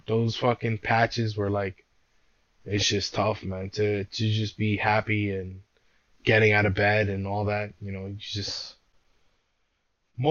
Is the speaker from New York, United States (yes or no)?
yes; New York City, New York, United States; I was born and raised in Brooklyn